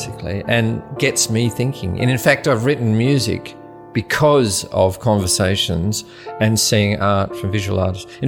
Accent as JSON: {"language": "English", "area": "Wheatbelt country town", "region": "Western Australia", "country": "Australia", "tie": "born or raised there", "said": "I was born in West Australia in a country town called Wildcatcham. It's about 220 kilometres inland from Perth, so it's the Wheat Belt."}